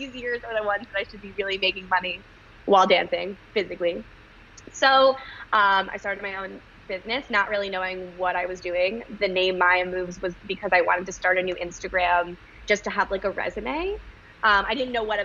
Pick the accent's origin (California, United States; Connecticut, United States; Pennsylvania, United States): Connecticut, United States; moved away as an adult; also born or lived in Israel; now in New York City, United States; I grew up in Connecticut